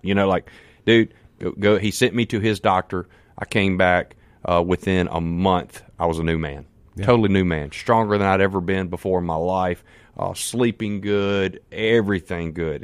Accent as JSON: {"language": "English", "town": "Canton", "region": "Mississippi", "country": "United States", "said": "I'm from Canton, Mississippi. Man, I'm just a country boy."}